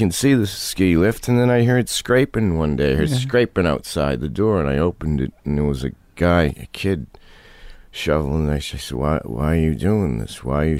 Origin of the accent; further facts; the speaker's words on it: New England, United States; Well, maybe I grew up in New England, and now I'm in a casino.